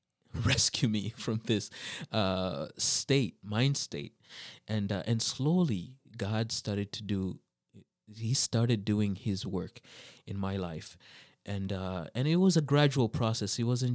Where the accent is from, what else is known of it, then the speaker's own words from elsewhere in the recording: Saint John, New Brunswick, Canada; also born or lived in -; But I grew up mostly in the East Coast, New Brunswick, and New Brunswick. It's a very it's a bilingual province, and so first we were in St. John, New Brunswick.